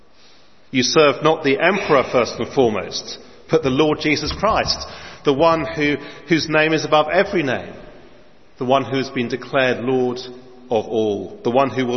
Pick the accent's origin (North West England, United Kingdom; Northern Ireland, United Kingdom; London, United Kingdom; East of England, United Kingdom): London, United Kingdom; my place of birth in North London